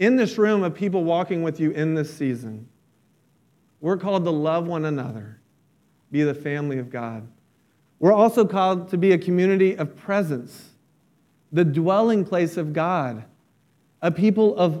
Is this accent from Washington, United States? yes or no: no; about an hour south of Orlando, near Disney World, Florida, United States; I grew up near Disney World. I wasn't in Orlando. I was about an hour south